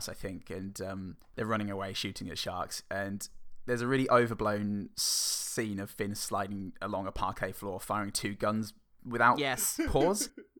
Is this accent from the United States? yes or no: no; England, United Kingdom; now in Australia; I'm English.